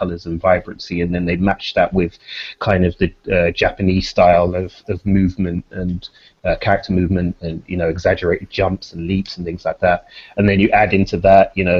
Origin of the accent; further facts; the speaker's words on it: London, United Kingdom; I grew up in Peckham in the early 90s.